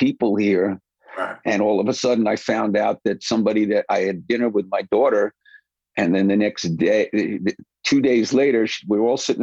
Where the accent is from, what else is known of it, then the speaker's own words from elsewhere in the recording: New York City, New York, United States; also born or lived in Queens, New York; I was born in Brooklyn. I was born at what was Beth El Hospital then